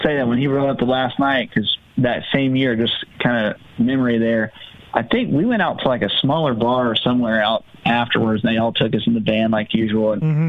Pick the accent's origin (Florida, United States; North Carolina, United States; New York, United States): North Carolina, United States; Concord; I was a kid from Concord, North Carolina. You know, it's NASCAR country